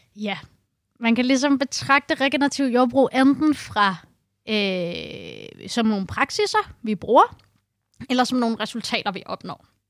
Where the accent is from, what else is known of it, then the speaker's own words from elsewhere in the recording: Copenhagen, Capital Region of Denmark, Denmark; moved away as an adult; now in Holbæk, Denmark; Jeg øh, er født og opvokset i Indreby i København